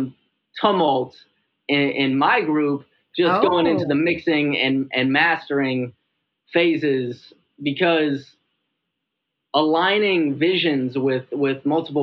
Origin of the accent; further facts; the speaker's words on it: Minnesota, United States; now in Chicago, United States; I'm from Minnesota. So, you know, it's only like a 6.5 hour drive back to see my folks.